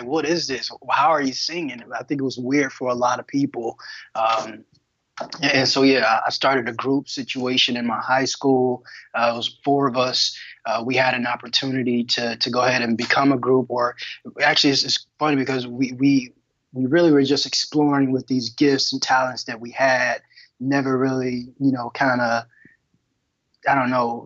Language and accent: English; Detroit, Michigan, United States; I'm from Detroit, Michigan, born and raised